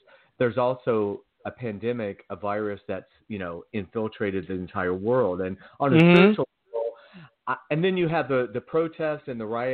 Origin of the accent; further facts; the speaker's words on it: Georgia, United States; moved away as an adult; also born or lived in California; now in Palm Springs, United States; growing up in Georgia